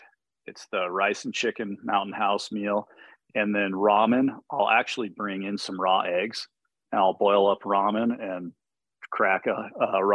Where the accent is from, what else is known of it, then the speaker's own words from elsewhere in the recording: Steamboat Springs, Colorado, United States; I grew up on a small ranch just south of my hometown here, Steamboat Springs